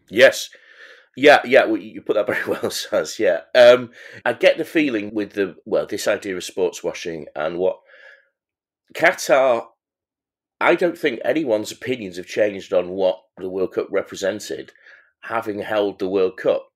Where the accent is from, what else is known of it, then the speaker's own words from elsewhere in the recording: England, United Kingdom; I'm an Englishman